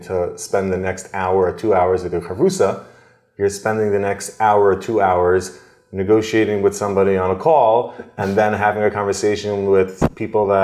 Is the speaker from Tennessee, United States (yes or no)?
no; Adelphia, New Jersey, United States; I grew up in Adelphia, New Jersey, small little town near Lakewood